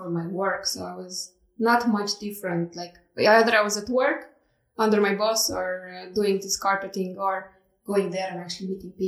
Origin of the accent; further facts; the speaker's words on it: Moldova; moved away as an adult; also born or lived in Romania; now in Estonia; I was born and raised in Moldova